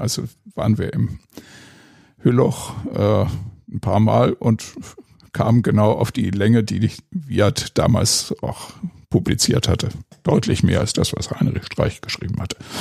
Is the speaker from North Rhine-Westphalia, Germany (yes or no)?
yes; Ennepetal, North Rhine-Westphalia, Germany; Also ich bin in Ennepetal zur Schule gegangen und habe in der Kludertstraße gewohnt, direkt um die Ecke von der Kluderthöhle